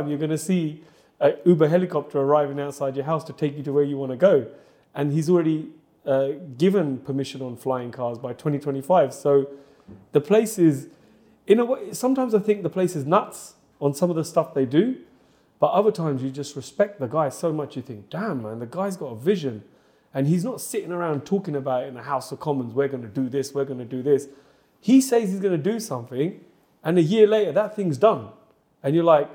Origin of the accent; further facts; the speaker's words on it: London, United Kingdom; moved away as an adult; also born or lived in Dubai; I've been here ever since I was a kid, born and bred in the East End